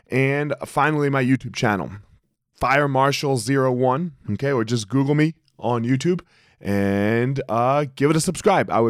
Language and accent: English; Superior, Colorado, United States; somebody asks us where we're from, we say Boulder because everybody knows Boulder, right. right? And we're not from Boulder, from this little town called Superior, right outside of Boulder.